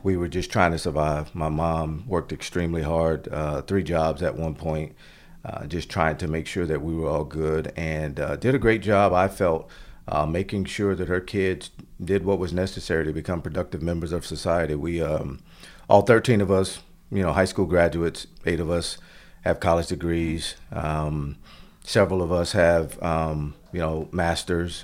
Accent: Florida, United States; moved away as an adult; now in Stafford, Virginia, United States; as a family growing up in Florida

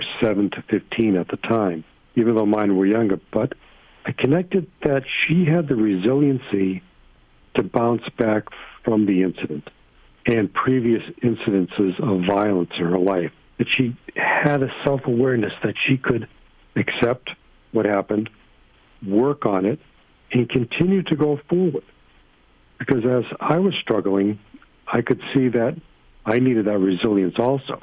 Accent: Naples, Florida, United States; my hometown here in Naples, Florida.

